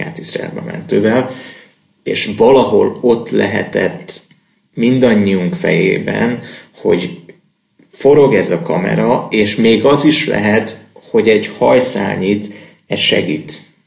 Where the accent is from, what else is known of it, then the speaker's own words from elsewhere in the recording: Hungary; nem mondtuk, hogy magyarok vagyunk